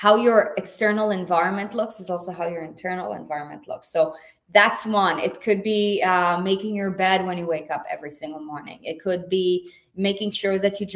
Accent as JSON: {"language": "English", "country": "Israel", "tie": "born or raised there", "said": "I was born and raised in Israel"}